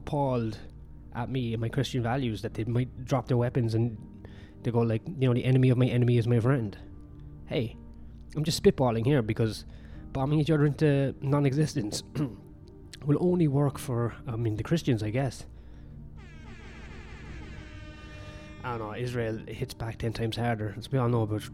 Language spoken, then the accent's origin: English; Ireland; I'm Irish.